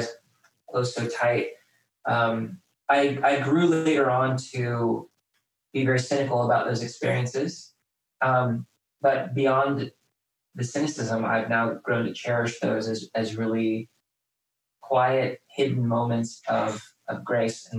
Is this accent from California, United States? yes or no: no; Wheaton, Illinois, United States; also born or lived in Houston, Texas; we moved from Houston to Wheaton